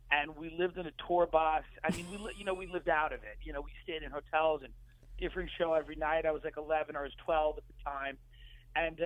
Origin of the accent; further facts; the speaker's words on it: Island Park, New York, United States; Long Island, yeah. I grew up in Island Park, which is really like a little town by Long Beach